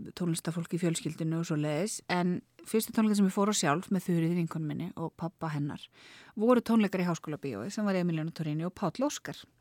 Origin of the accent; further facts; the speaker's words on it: Reykjavík, Capital Region, Iceland; Ég er alveg upp í Þingoltanum.